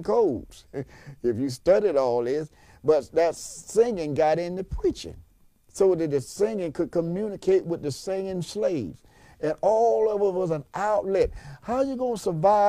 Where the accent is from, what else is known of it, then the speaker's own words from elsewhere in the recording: Macon, Georgia, United States; in my hometown in Macon, Georgia, when I was a kid